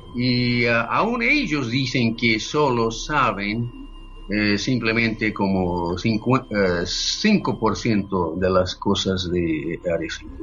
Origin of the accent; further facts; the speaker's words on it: Yokohama, Kanagawa, Japan; Spanish is a second language; moved away as an adult; now in United States; nací y crecí en Japón, en la ciudad de Yokohama, en Japón